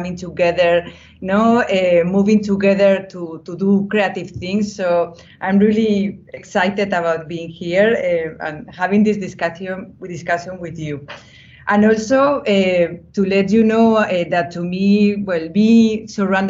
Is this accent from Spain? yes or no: yes; Spain; also born or lived in Brussels, Belgium; I was born of a mother from Colombia and a father from Spain. I was born in Spain